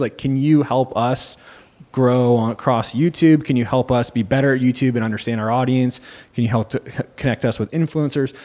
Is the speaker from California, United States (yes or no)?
yes; Santa Cruz, California, United States; also born or lived in Los Angeles / San Francisco; I'm actually originally from Santa Cruz